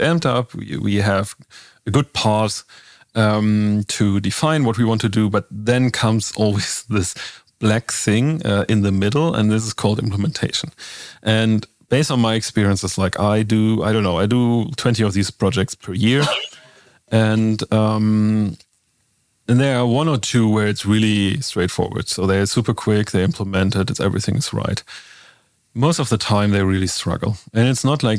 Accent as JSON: {"language": "English", "region": "Northern Germany", "country": "Germany", "tie": "born or raised there", "said": "I'm myself growing up in Northern Germany"}